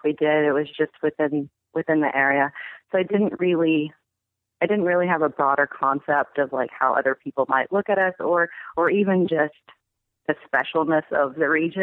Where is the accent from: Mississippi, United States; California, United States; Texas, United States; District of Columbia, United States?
Mississippi, United States; Jackson; moved away; I'm from Mississippi. I grew up in Jackson